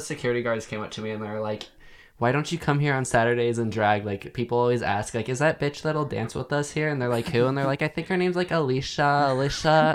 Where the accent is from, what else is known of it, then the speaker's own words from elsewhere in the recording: Montana, United States; moved away; everyone in my hometown getting married and having kids